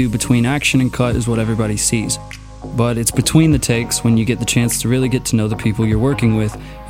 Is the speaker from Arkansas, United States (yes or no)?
yes; Arkansas, United States; moved away as an adult; now in Los Angeles, United States; I'm an actor in Los Angeles. In my 20s, I left my home state in Arkansas